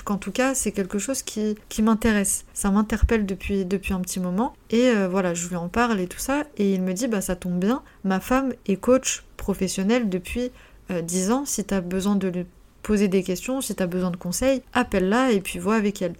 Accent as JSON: {"language": "French", "country": "France", "tie": "born or raised there", "also_born_or_lived": "North Macedonia", "said": "je suis pas je suis pas née en France, je suis née en Macédoine, euh, je suis serbo-croate et je suis arrivée à l'âge de, de, 3 ans en, France"}